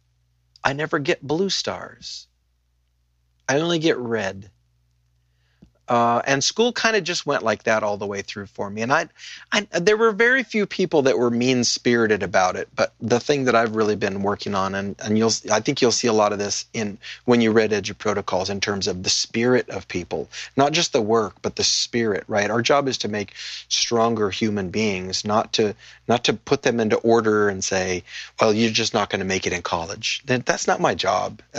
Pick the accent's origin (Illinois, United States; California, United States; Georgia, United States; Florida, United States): California, United States; Paso Robles; I grew up in Paso Robles, which has gone from 3 wineries to 500 wineries since I lived there